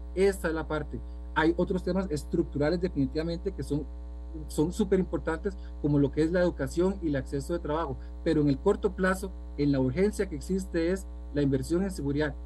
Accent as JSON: {"language": "Spanish", "country": "Costa Rica", "said": "como costarricenses, como pueblo"}